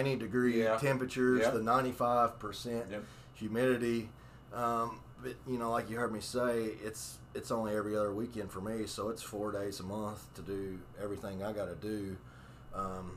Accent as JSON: {"language": "English", "region": "Western Kentucky", "country": "United States", "said": "I am from Western Kentucky"}